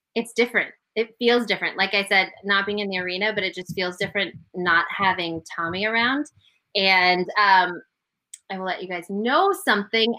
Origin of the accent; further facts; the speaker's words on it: Denver, Colorado, United States; I grew up in Denver. I was a huge Broncos fan.